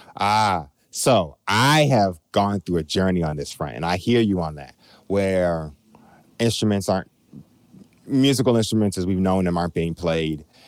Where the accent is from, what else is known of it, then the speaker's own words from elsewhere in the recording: Chicago, Illinois, United States; we're born and bred in Chicago